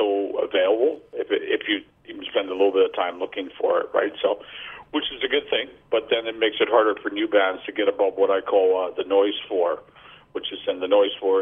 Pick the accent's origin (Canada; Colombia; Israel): Canada; Vancouver, British Columbia; we came from Vancouver, which is like not a small town, but not a big town.